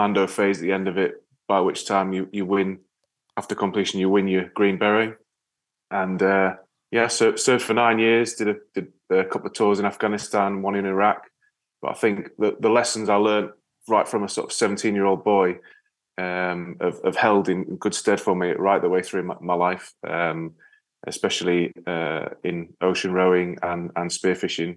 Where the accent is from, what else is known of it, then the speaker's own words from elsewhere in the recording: Yorkshire and the Humber, United Kingdom; now in Wales, United Kingdom; Although I'm based in Wales, I'm actually from North Yorkshire.